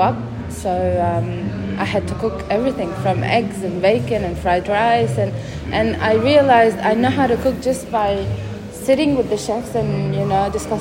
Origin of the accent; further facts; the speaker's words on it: Lebanon; moved away as an adult; also born or lived in Sydney, Australia; now in Melbourne, Australia; I was born and raised in Lebanon, and then we moved here for a better future. And I came here as a student